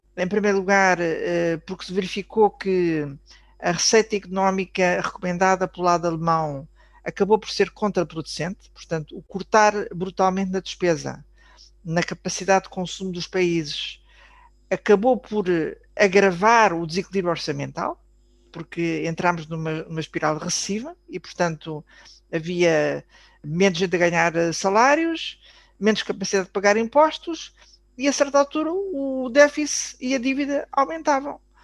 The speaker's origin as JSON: {"language": "Portuguese", "country": "Portugal", "said": "como portugueses"}